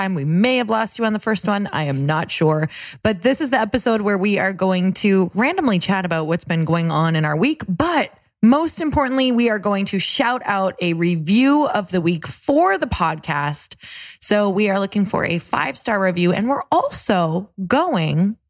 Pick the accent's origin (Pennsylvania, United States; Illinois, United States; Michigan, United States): Michigan, United States; Upper; that's where I'm from